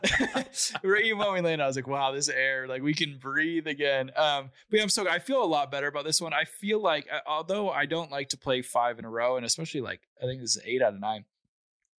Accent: California, United States; I'm in my home state

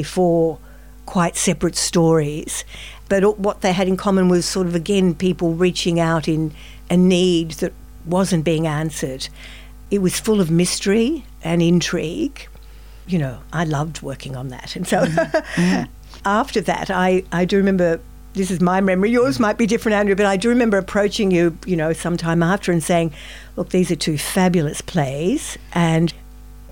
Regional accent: Melbourne, Victoria, Australia; I'm from Melbourne myself.

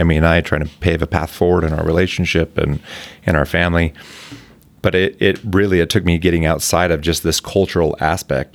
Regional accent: Provo, Utah, United States; I was born and raised in Provo

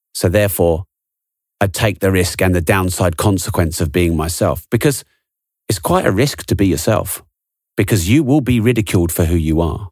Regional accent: England, United Kingdom; I'm English

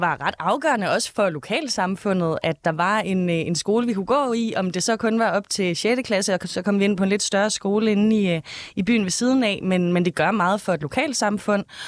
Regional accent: Denmark; i Gammelry, hvor jeg er fra

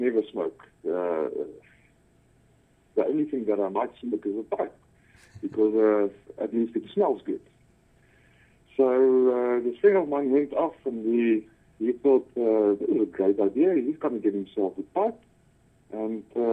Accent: South Africa; also born or lived in Cape Town; born and bred in South Africa, all the way.

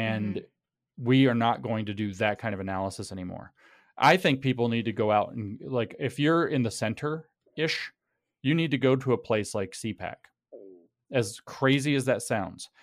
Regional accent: United States; those of us who are American

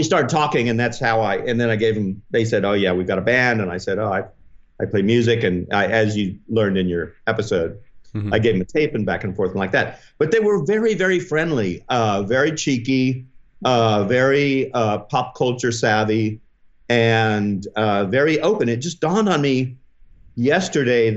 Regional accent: Oklahoma City, Oklahoma, United States; moved away as an adult; also born or lived in Omaha, Nebraska / Springfield, Missouri / Tulsa, Oklahoma / Stillwater, Oklahoma; I was born in Omaha and then moved to Springfield, Missouri, then moved to Oklahoma City. So it, like, the early 60s, I was in Oklahoma City, and then until the beginning of high school

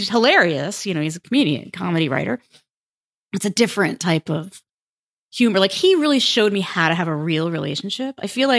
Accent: United States; And I'm from New York, New Jersey, 3 kids.

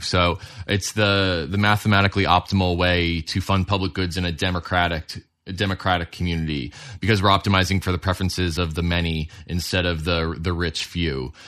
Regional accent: Colorado, United States; I'm from Colorado

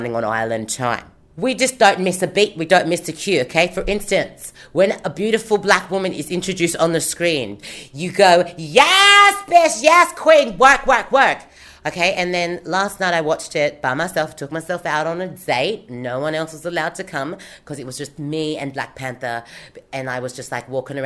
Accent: Sydney, New South Wales, Australia; I am from Haiti, born on the Eora Nation of the Gadigal people

